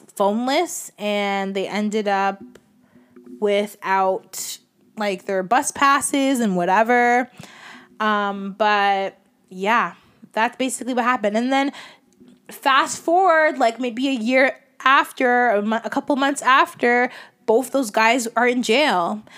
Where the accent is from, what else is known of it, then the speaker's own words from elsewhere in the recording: Toronto, Ontario, Canada; growing up in Scarborough